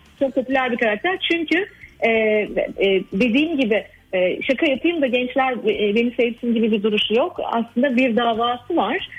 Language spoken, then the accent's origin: Turkish; Ankara, Turkey; benim gençliğimi geçirdiğim Ankara'da geçti benim e, çocukluğum ve gençliğim.